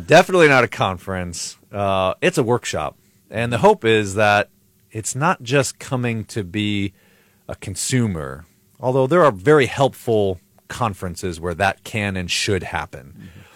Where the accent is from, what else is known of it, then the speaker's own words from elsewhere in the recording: Buffalo, New York, United States; moved away as an adult; also born or lived in Chicago, Illinois; now in Highland, Indiana, United States; I grew up in Buffalo, New York, uh, till I was eighteen, nineteen